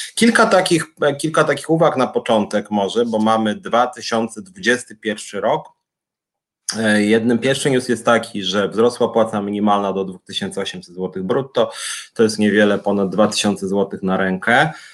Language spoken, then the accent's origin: Polish; Warsaw, Masovian Voivodeship, Poland; ja jestem z Warszawy